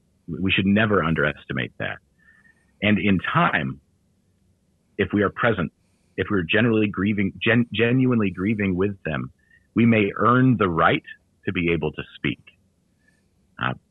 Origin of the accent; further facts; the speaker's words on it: United States; as American men